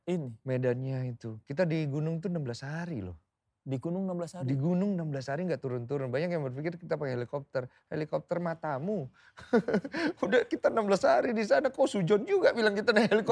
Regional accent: Java, Indonesia; Saya kan Jawa, oh iya

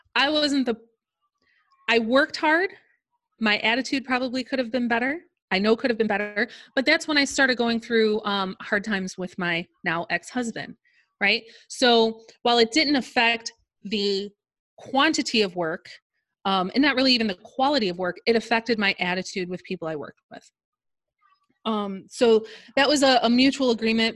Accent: Chicago suburbs, Illinois, United States; I am from the Chicago suburbs

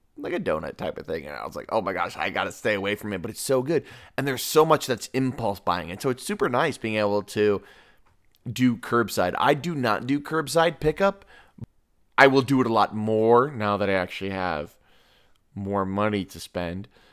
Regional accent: Lyons, Illinois, United States; I grew up in Lyons

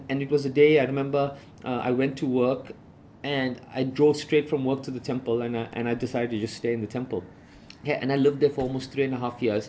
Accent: South Africa; I grew up in South Africa

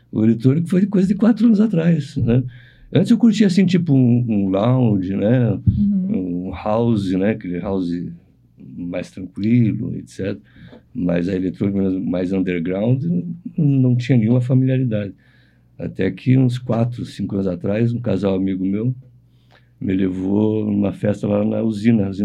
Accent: Curitiba, Paraná, Brazil; eu sou de Curitiba, nasci aqui.

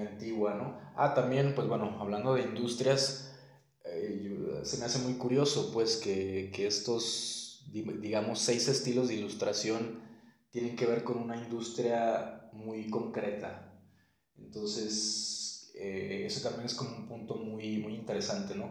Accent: Guadalajara, Jalisco, Mexico; soy originario de Guadalajara, Jalisco

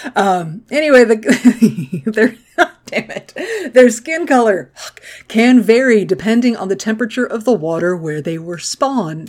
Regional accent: the American South, United States; I grew up in the American South

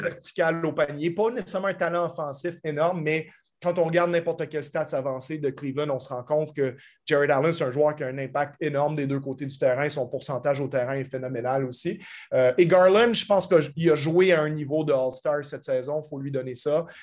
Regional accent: Canada; en tant que Canadien moi-même

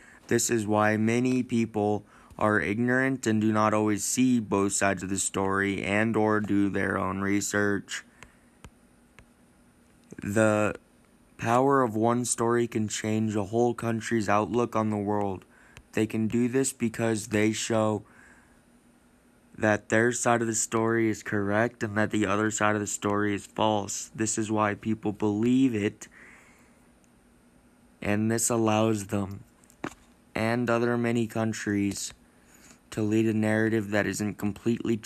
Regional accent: United States; Growing up in America

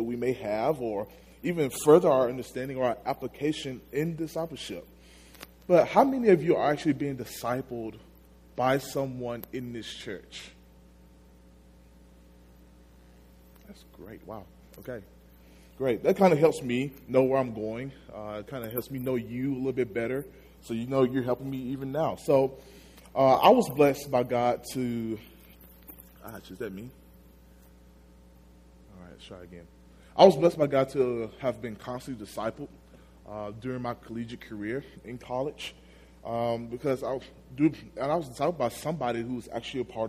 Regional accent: Magnolia, Arkansas, United States; I'm from Magnolia, Arkansas. It's a small town down south.

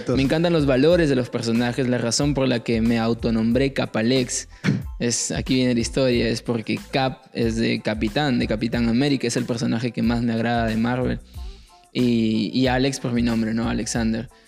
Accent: Paiján, La Libertad, Peru; now in Trujillo, Peru; como cualquier eh, chico del valle, yo vengo de Paiján, norte

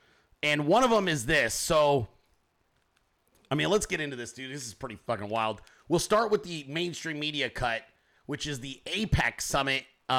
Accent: Sacramento, California, United States; I'm from Northern California. I grew up in Central Valley, Sacramento. That's where I grew up. But I spent enormous amounts of time in the Bay Area.

